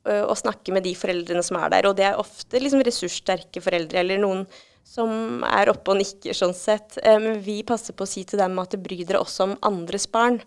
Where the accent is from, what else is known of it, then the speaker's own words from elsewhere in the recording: Norway; vi er jo nordmenn